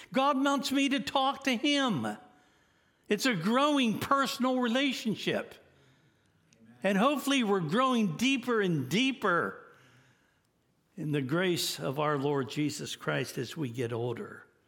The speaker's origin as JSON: {"language": "English", "country": "United States", "said": "as an American in Pakistan"}